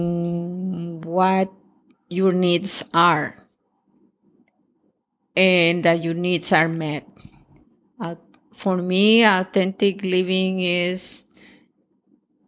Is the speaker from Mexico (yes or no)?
yes; Acapulco, Guerrero, Mexico; born or raised there; English is a second language; moved away as an adult; now in Canada